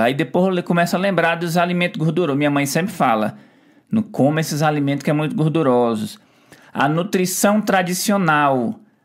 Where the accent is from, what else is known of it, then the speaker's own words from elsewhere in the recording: Ceará, Brazil; moved away; eu vim lá do Ceará